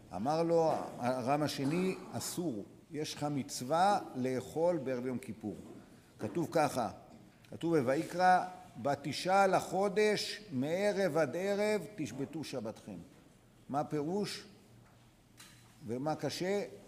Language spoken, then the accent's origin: Hebrew; Dimona, Southern District, Israel; אנחנו גדלנו בדימונה